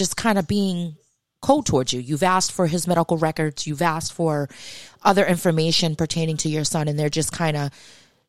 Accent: Massachusetts, United States; I'm from Massachusetts

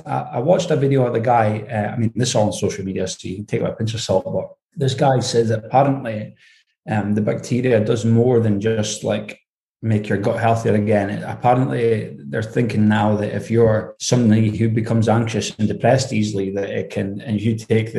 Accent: Aberdeen, Scotland, United Kingdom; accent: Scottish; Yeah, up in Aberdeen. I mean, my accent's actually pretty neutral because I've worked away from home for so many years, like around different people.

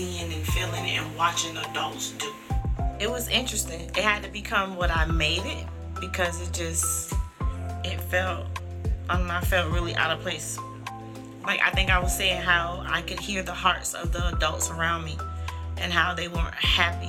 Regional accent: St. Petersburg, Florida, United States; Being in St. Pete, born in St. Pete, I've always felt like, you know, I'm in St. Pete, but a lot of people used to be like, where you from? I'm like, I'm from St. Pete.

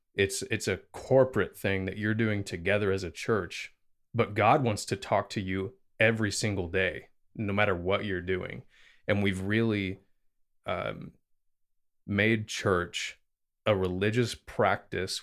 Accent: the Bible Belt, United States; growing up in America, especially in what's called the Bible Belt

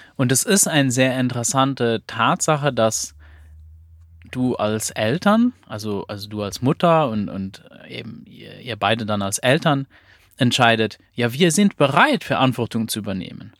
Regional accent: Luxembourg; ich bin ja aus Luxemburg

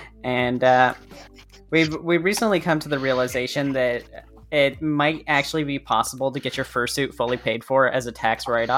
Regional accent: United States; In America, we love exploiting our tax systems.

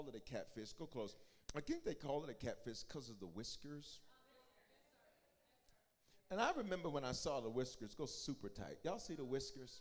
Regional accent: the South, United States; When I was growing up in the South

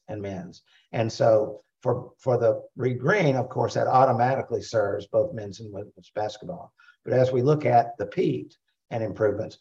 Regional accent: Bay St. Louis, Mississippi, United States; I grew up in Bay St. Louis.

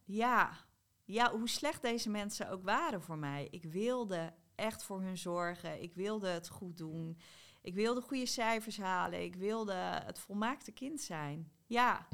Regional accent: South Holland, Netherlands; ik kom uit Zuid-Holland, maar ik heb bij half Zuid-Holland geslapen

